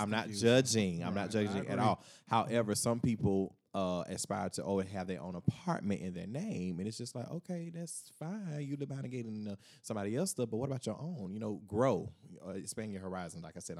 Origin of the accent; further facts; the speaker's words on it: United States; I was raised in Turtle Creek Village.